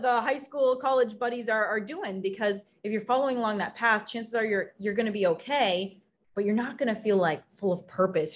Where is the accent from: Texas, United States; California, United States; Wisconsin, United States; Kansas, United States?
Wisconsin, United States; in the Midwest because I grew up in Wisconsin